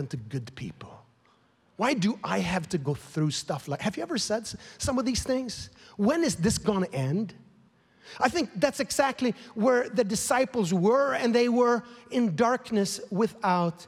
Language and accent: English; Sweden; now in United States; I'm born and raised in Sweden.